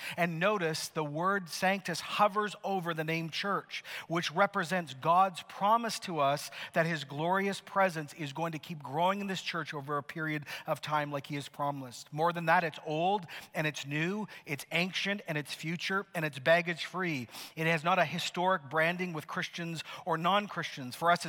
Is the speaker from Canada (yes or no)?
yes; Canada; Some of you are like, what does that mean? Why am I clapping? I'm so Canadian.